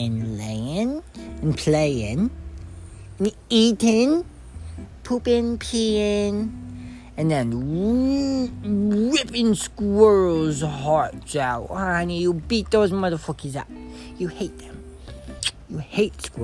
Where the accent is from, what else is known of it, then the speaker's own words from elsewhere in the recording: Massachusetts, United States; I'm from Massachusetts